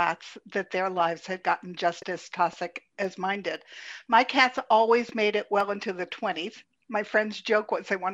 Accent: Pittsburgh, Pennsylvania, United States; I was born in Pittsburgh

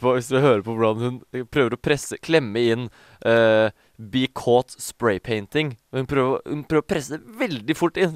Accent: Norway; i Stor-Oslo, da, som eh, på en måte er der vi er fra

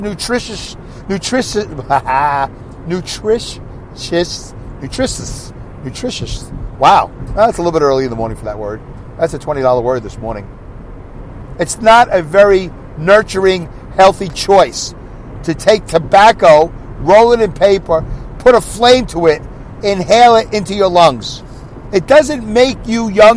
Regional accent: New York City, New York, United States; moved away; I came from New York City. I came from Brooklyn, New York.

